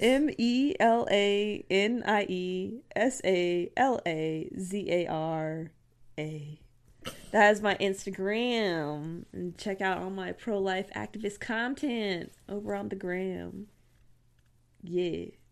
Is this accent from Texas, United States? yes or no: yes; Texas, United States; I'm from Texas